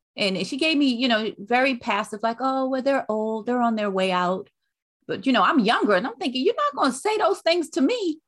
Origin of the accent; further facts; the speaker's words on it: New York City, New York, United States; moved away; also born or lived in North Carolina; I was born and raised in Brooklyn, New York, but my mother, um, moved us back to North Carolina